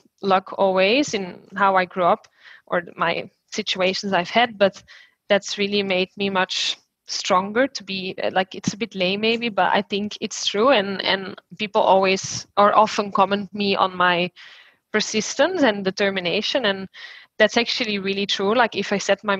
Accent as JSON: {"language": "English", "country": "Belgium", "moved": "yes", "lives_now": "Sydney, Australia", "said": "I'm from Belgium."}